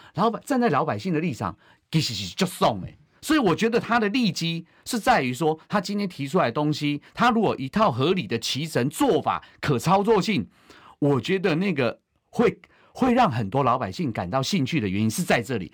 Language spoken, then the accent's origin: Chinese; Taiwan; 我也是中华民国的国民，我是中国人，也是台湾人